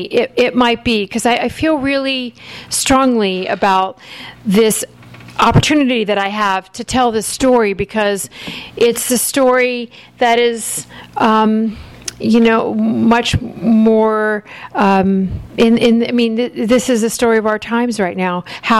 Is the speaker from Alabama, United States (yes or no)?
yes; Alabama, United States; born there; And I was born in Alabama. Everyone thinks I'm a New Yorker.